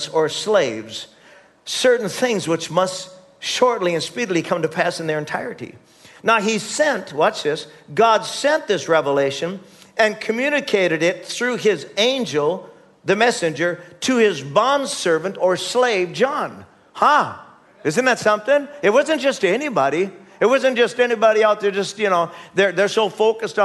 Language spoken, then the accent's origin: English; United States; as American citizens